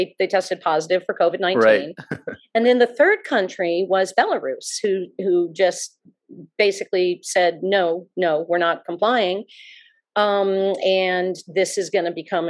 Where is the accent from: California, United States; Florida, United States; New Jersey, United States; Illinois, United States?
Florida, United States; South; moved away as an adult; also born or lived in Manhattan, New York / Virginia; I was born and raised in South Florida, but I was gone for 30 years